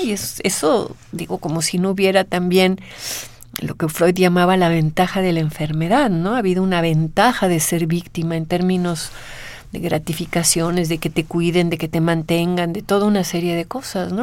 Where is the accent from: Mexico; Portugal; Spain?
Mexico